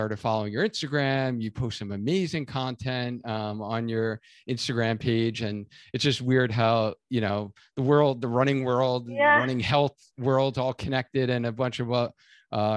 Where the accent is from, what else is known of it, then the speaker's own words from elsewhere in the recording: Long Island, New York, United States; I'm originally from Long Island.